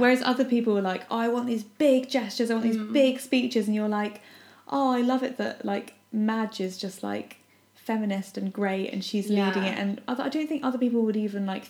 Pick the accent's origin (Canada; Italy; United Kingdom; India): United Kingdom; we're not American.